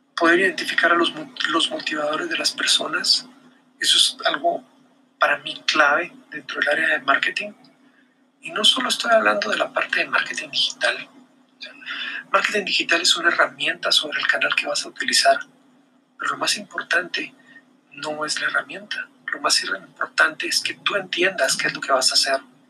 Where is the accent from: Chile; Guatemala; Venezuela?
Guatemala; acá, en mi país, en Guatemala